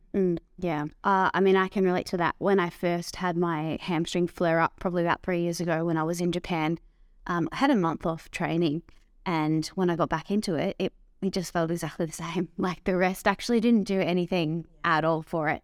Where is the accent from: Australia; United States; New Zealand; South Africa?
Australia; Dandenong Ranges, Victoria; I grew up in the Dandenong Ranges